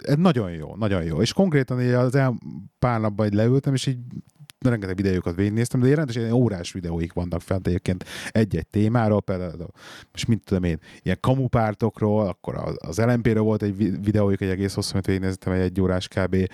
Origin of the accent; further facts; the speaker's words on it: Hungary; now in England, United Kingdom; mi itt vagyunk ugye angliai magyarok